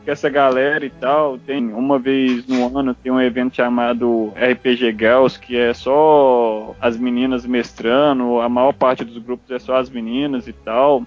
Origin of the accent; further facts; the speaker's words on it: Belo Horizonte, Minas Gerais, Brazil; eu sou de Belo Horizonte